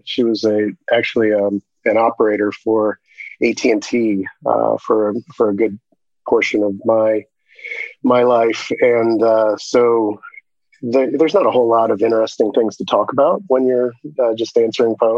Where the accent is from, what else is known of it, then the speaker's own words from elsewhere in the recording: Shelby, Ohio, United States; moved away; I grew up in a giant town of 5,000 people in Shelby, Ohio.